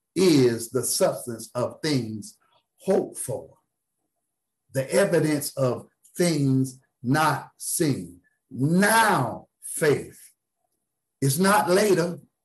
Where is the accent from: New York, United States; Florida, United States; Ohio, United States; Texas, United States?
Florida, United States; South; now in Tallahassee, United States; I'm from South Florida